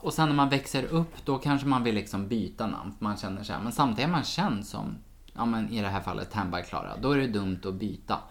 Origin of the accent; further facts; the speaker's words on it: Sweden; som svensk